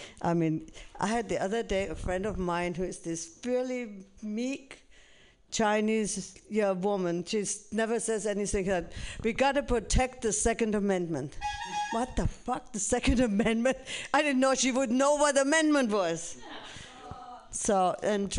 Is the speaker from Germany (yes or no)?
yes; Germany; now in United States; I'm originally from Germany, the land of the thinkers and Hitler